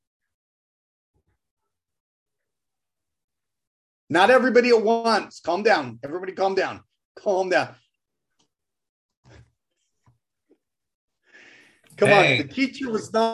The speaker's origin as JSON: {"language": "English", "town": "Chicopee", "region": "Massachusetts", "country": "United States", "moved": "yes", "lives_now": "Utah, United States", "said": "I was born in Massachusetts. I'm from Massachusetts. I was born in Chicopee County, Massachusetts."}